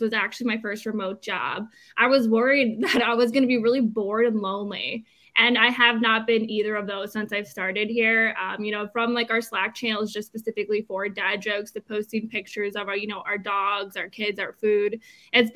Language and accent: English; Michigan, United States; now in Columbus, United States; I am from Michigan